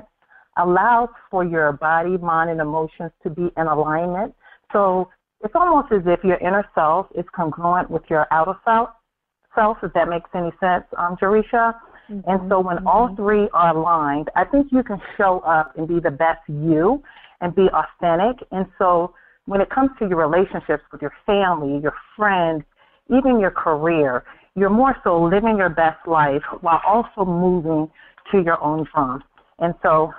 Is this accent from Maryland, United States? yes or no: yes; Cambridge, Maryland, United States; I was born and raised on the Eastern Shore, Cambridge, Maryland.